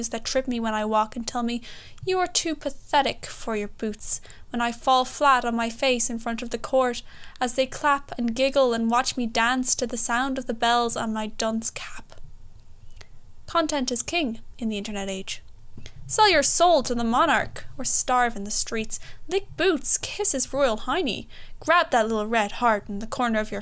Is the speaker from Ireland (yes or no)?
yes; Galway, Connacht, Ireland; I'm from Galway, Ireland. I'm 19.